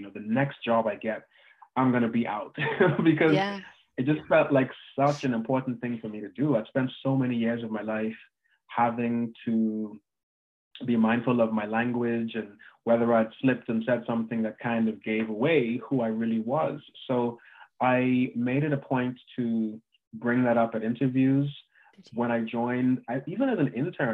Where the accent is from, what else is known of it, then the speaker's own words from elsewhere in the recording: Bahamas; moved away as an adult; also born or lived in United States; I'm from the Bahamas originally. And I was born there. I went to high school there and went to university in the US